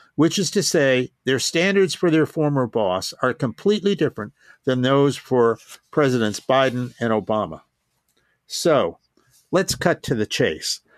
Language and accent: English; Pennsylvania, United States; my home state of Pennsylvania